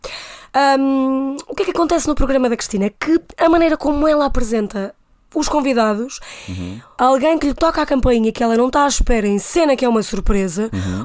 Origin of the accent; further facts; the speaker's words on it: Santa Maria da Feira, Aveiro District, Portugal; moved away as an adult; now in Lisbon, Portugal; venho de Santa Maria da Feira. Uh, estou em Lisboa há sensivelmente 6 anos.